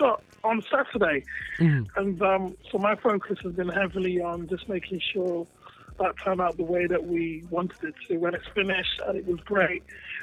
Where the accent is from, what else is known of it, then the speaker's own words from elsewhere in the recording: Ghana; And me being African myself, I'm from Ghana